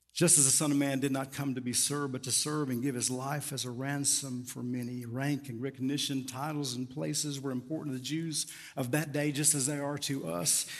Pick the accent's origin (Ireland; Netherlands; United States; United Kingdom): United States; Tucumcari, Quay County, New Mexico; As a kid growing up in First Baptist Church, Tucum County, New Mexico